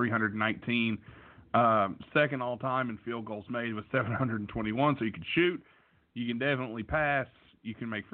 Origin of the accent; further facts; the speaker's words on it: England, United Kingdom; an English guy over there